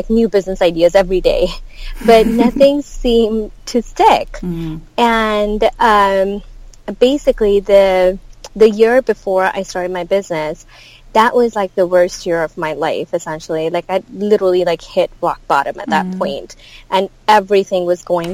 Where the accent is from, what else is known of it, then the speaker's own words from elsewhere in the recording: India; moved away as an adult; now in United States; I grew up in India